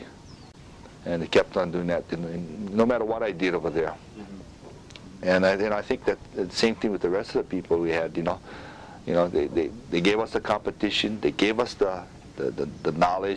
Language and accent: English; Honolulu, Hawaii, United States; it was a challenge. We were on welfare and everything at the time. And growing up there